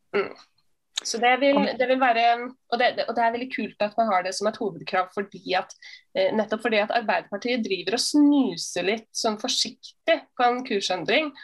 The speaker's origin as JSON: {"language": "Norwegian", "town": "Hemsedal", "region": "Buskerud", "country": "Norway", "said": "i Hemsedal, der jeg kommer fra"}